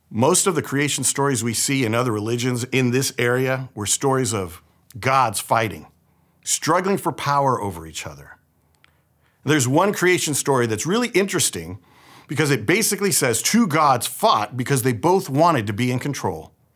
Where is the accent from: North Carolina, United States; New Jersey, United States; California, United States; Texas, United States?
California, United States; San Francisco; I was born here in San Francisco and raised here in the Bay Area